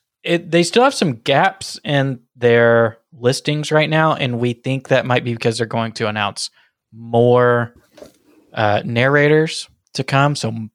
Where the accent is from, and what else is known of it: Boston, Massachusetts, United States